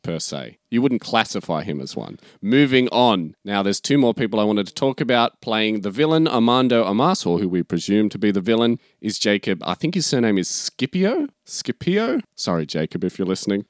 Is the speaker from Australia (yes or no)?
yes; Australia; since we're Australian